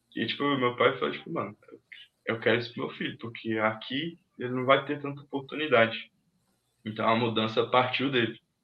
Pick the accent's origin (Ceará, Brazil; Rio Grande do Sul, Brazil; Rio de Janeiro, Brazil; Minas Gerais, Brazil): Minas Gerais, Brazil; now in Arujá, Brazil; Mas eu fui criado lá em Minas Gerais. Né? Meus pais são de lá. Aí eu cresci lá.